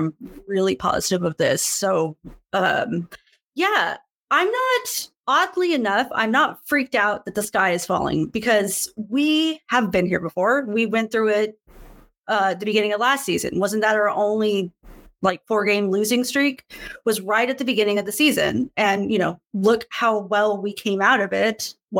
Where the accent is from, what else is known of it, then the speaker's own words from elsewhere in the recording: Sacramento, California, United States; Background, born and raised in Sac.